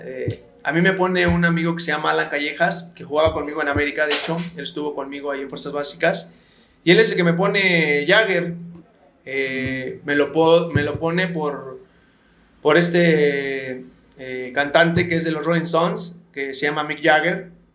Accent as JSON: {"language": "Spanish", "region": "Mexico City", "country": "Mexico", "tie": "born or raised there", "said": "yo soy de aquí de la Ciudad de, México, CDMX, eh, hoy en día, y y yo soy, eh, vivo aquí cerca del aeropuerto, aquí crecí"}